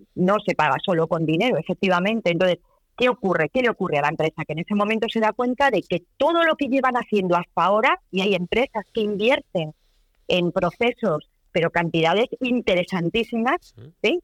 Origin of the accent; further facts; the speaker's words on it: Cantabria, Spain; como cántabras que somos